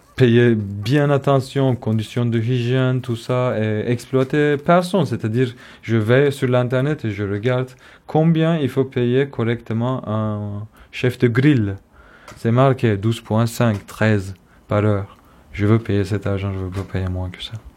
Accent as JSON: {"language": "French", "region": "Istanbul", "country": "Turkey", "second_language": "French", "moved": "as an adult", "lives_now": "Stuttgart, Germany", "said": "je suis kurde d'Istanbul"}